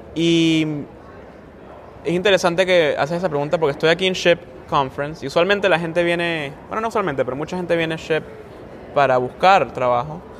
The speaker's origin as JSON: {"language": "Spanish", "town": "Caracas", "region": "Capital District", "country": "Venezuela", "tie": "born or raised there", "also_born_or_lived": "South Bend, Indiana", "moved": "yes", "lives_now": "Maryland, United States", "said": "yo nací en Caracas. Em, interesante, yo soy venezolano"}